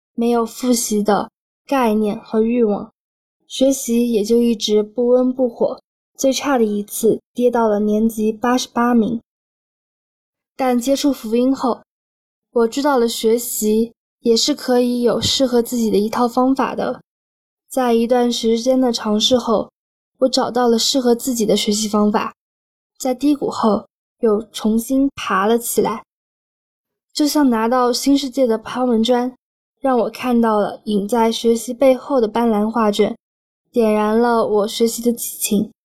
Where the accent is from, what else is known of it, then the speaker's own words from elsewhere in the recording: Kunming, Yunnan, China; 我是来自云南昆明的